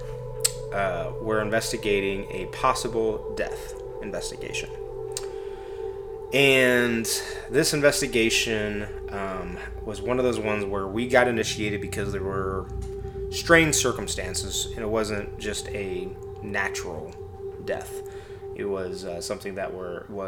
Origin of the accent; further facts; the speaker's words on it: Midwest, United States; growing up in the Midwest